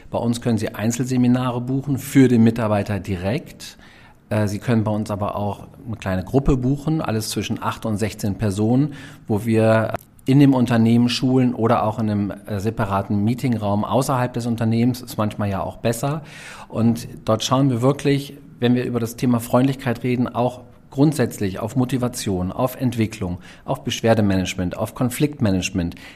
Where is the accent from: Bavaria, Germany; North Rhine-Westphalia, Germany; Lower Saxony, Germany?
Lower Saxony, Germany; Also {S2} ich komme tatsächlich aus Niedersachsen.